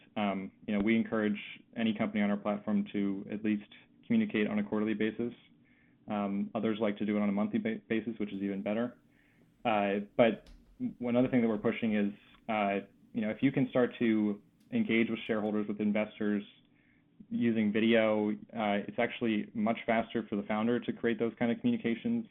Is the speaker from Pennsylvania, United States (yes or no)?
yes; Philadelphia, Pennsylvania, United States; I grew up in the Philadelphia area, uh, and after college, I came back home